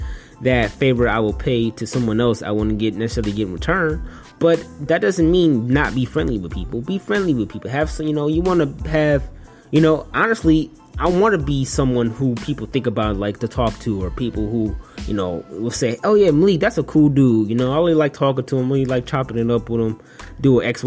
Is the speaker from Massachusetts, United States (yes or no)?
no; Detroit, Michigan, United States; moved away as an adult; my hometown, Detroit